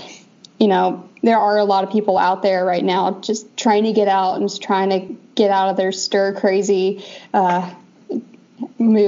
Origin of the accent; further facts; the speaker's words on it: Georgia, United States; now in Western United States; I'm from Georgia